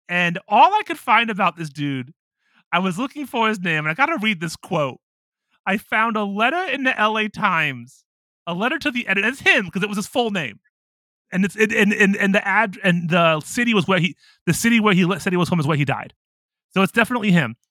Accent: United States; now in Japan; I'm an American in Japan

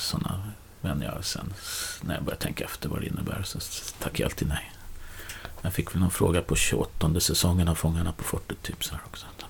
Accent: Nyköping, Södermanland, Sweden; now in Stockholm, Sweden; är uppväxt i Nyköping

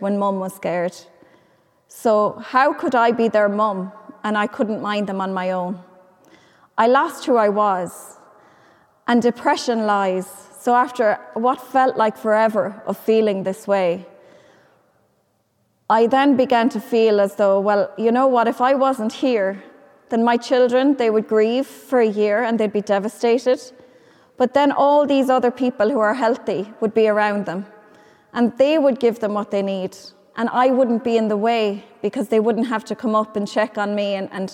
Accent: Ireland; I could feel safe in my hometown

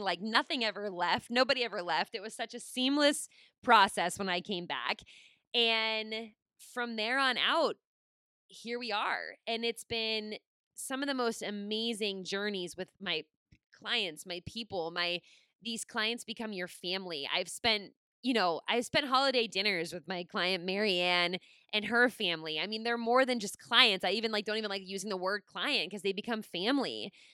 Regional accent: Pittsburgh, Pennsylvania, United States; moved away as an adult; I was from Pittsburgh

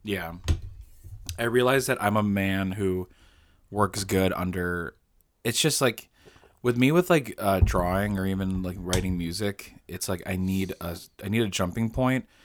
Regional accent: Illinois, United States; I'm, I'm not from Utah. I'm from Illinois

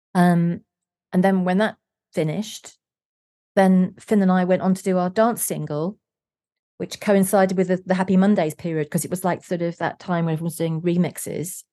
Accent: London, United Kingdom; I was born in South London

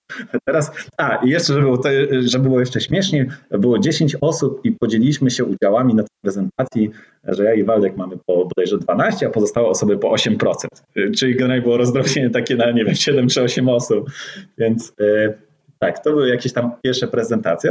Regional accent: Gdańsk, Pomeranian Voivodeship, Poland; also born or lived in Warsaw; jestem właśnie, tak jak rozmawialiśmy przed e, nagraniem, z Gdańska

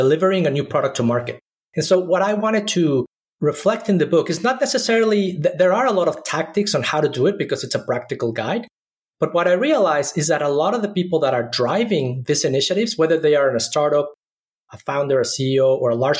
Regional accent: Mexico City, Mexico; moved away; also born or lived in Austin / Silicon Valley; I grew up in Mexico City, which is one of the most polluted cities in the world.

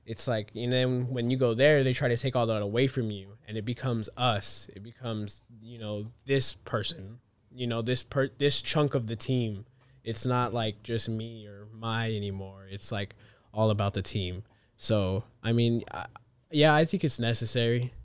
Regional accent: Fontana, California, United States; also born or lived in Colton, California / Rancho Cucamonga, California; I grew up here in Fontana.

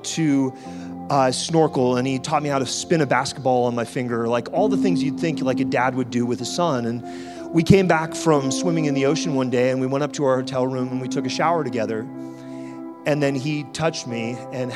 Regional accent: Canada; also born or lived in France; I was born in France, and she kidnapped me from France to bring me to Canada

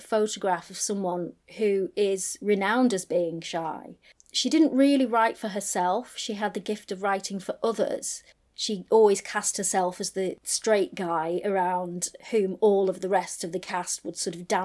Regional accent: the north of England, United Kingdom; Being a Northerner myself

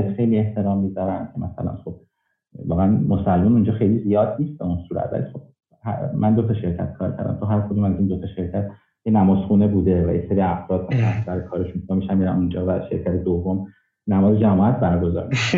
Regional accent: Mashhad, Razavi Khorasan, Iran; moved away as an adult; now in Canada; اهل مشهدم

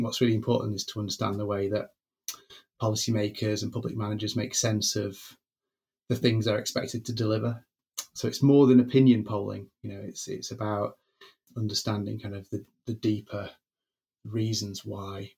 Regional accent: Greater Manchester, North West England, United Kingdom; I grew up in Greater Manchester

